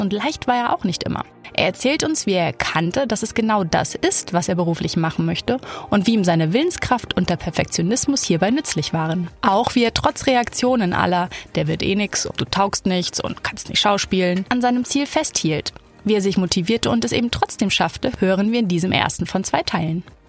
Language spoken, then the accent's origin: German; Hamburg, Germany; Janik wohnt in Hamburg, meiner Heimat